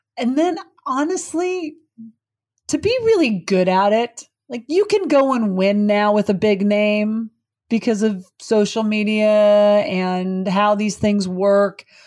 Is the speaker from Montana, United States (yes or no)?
yes; Butte, Montana, United States; moved away; I grew up in Butte, Montana